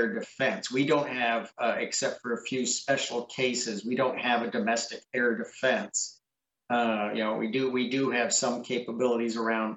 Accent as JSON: {"language": "English", "town": "Seattle", "region": "Washington", "country": "United States", "tie": "born or raised there", "said": "I grew up in Seattle"}